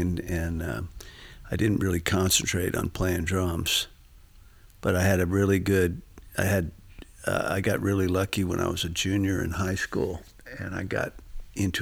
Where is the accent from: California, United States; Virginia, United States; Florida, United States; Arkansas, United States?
Virginia, United States; Vienna; now in Nashville, United States; Vienna, Virginia, up here, right outside of D.C.